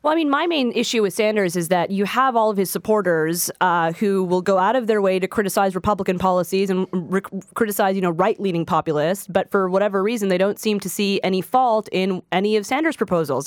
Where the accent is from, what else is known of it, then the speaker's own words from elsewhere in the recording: Quebec, Canada; I'm from Quebec